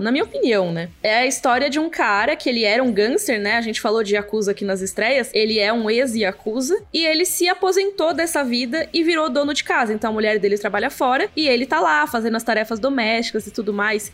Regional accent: Brazil; como brasileiro

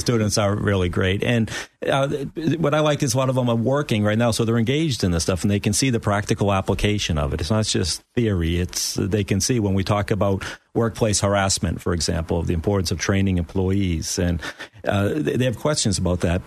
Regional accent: outside Boston, Massachusetts, United States; now in Florida, United States; I grew up just outside of Boston

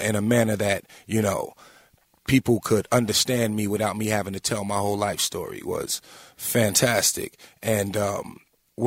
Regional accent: Long Island, New York, United States; also born or lived in Staten Island; I'm from Long Island, born and raised

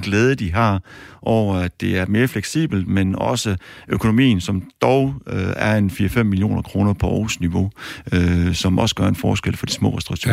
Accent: Aarhus, Central Denmark Region, Denmark; jeg kommer fra Aarhus af

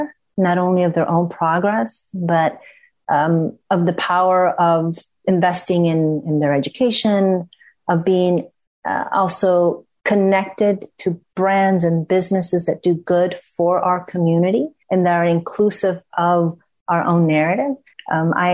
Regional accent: Ecuador; being in Ecuador, which is my home country

